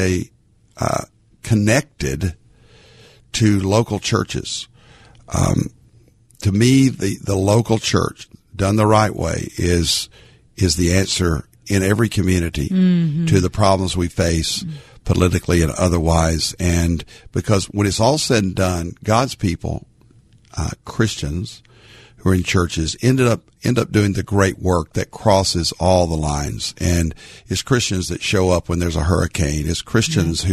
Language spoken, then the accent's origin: English; Arkansas, United States; now in Dallas-Fort Worth, United States; a little Baptist boy growing up in Arkansas